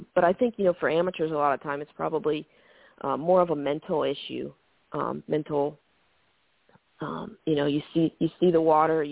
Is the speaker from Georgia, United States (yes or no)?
yes; Georgia, United States; growing up in Georgia